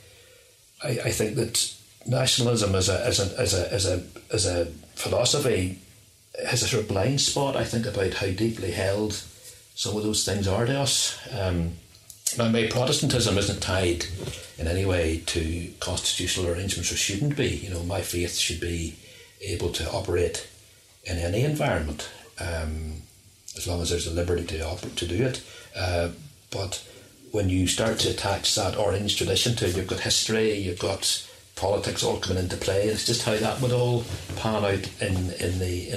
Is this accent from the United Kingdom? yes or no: yes; Ulster, Northern Ireland, United Kingdom; I'm an Ulster man, but I'm an Irish man. I mean, I was born an Irish man